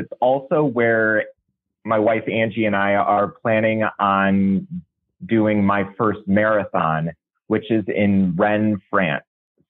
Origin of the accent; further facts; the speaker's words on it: DeKalb, Illinois, United States; moved away; also born or lived in Maryland; I got to know Tom and Diana while I was living out in Maryland, but I'm actually originally from DeKalb, Illinois, which is a little city in the middle of Illinois, a bunch of cornfields that nobody's ever heard